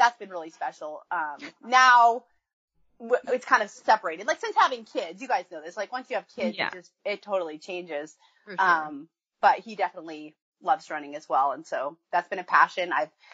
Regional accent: Wyoming, United States; also born or lived in Iowa; now in Oregon, United States; I grew up in Wyoming, so grew up in a big family

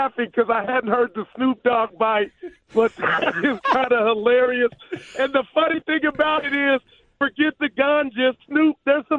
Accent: Oakland, California, United States; My dad's from Bullard, Texas. My job is hard. I'm born and raised in the Bay Area.

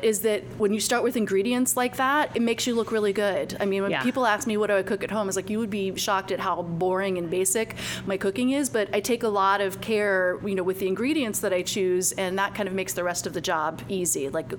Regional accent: Longwood, Florida, United States; moved away as an adult; also born or lived in New York City / Sanford, Florida; I grew up in Longwood, Altamont Springs area. I live in downtown Sanford now

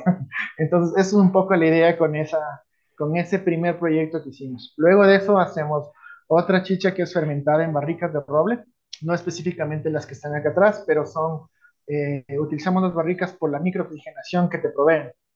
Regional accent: Quito, Pichincha, Ecuador; nací en Quito

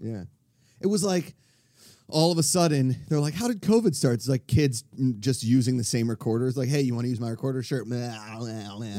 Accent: Pittsburgh, Pennsylvania, United States; accent: Pittsburgh; moved away; my Pittsburgh accent

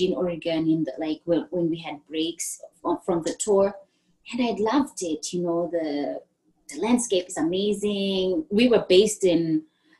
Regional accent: Bulawayo, Zimbabwe; moved away as an adult; I'm from Bulawayo

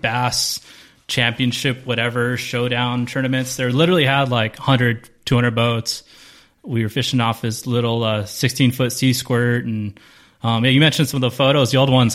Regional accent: Carson, California, United States; Carson, South Bay kid.

